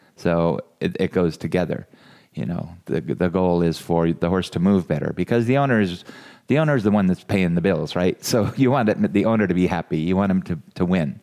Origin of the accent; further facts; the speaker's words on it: California, United States; now in Iowa, United States; I'm from California